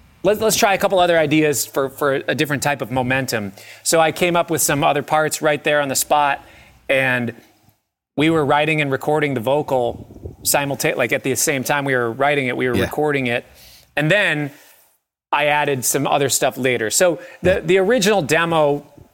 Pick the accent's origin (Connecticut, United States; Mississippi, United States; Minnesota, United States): Minnesota, United States; Minneapolis; I grew up in Minneapolis